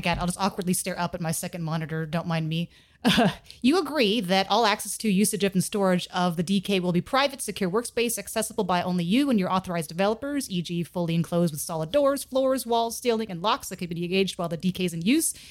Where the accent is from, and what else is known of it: United States